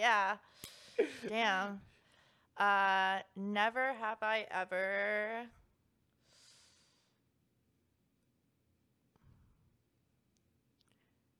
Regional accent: Atlanta, Georgia, United States; I grew up in Atlanta, so it did snow in Atlanta

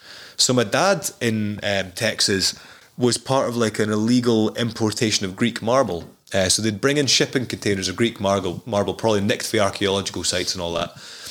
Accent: Newbigging, Scotland, United Kingdom; moved away as an adult; also born or lived in New Zealand / Georgia / Elgin; even growing up in Newbiggin

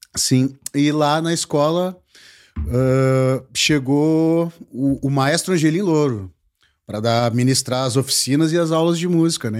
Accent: Porto Alegre, Rio Grande do Sul, Brazil; gaúcho, sou aqui de Porto Alegre

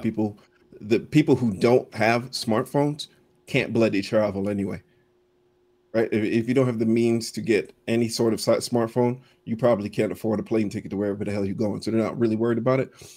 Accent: Florida, United States; growing up in Florida

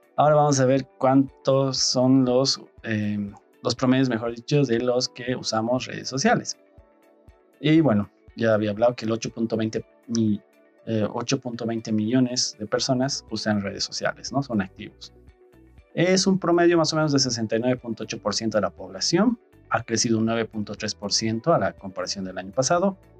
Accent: Bolivia; en Bolivia somos usuarios de Android

